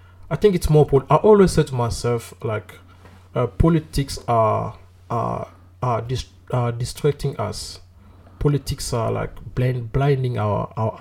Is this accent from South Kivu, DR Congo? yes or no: no; Kinshasa, DR Congo; moved away as an adult; now in South Africa; I'm from Kinshasa. Okay. Yeah, it's born and raised there? Born and raised there